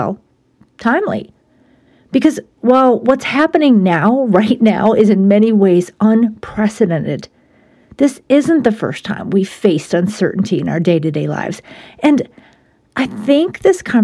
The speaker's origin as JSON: {"language": "English", "town": "Buffalo", "region": "New York", "country": "United States", "tie": "born or raised there", "moved": "yes", "said": "my hometown of Buffalo"}